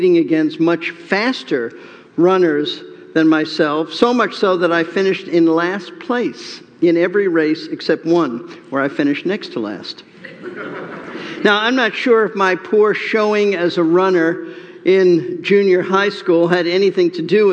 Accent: New York City, New York, United States; Growing up in New York City

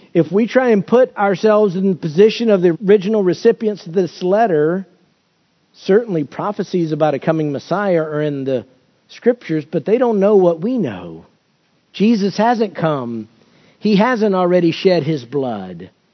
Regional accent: United States; as American Christians

